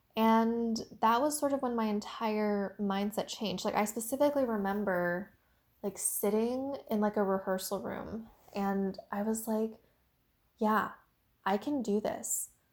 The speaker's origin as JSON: {"language": "English", "country": "United States", "said": "I am Asian American"}